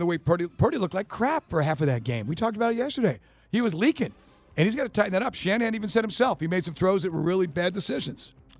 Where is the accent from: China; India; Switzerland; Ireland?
Ireland; Well, I'm Irish. I've got tiny little hands.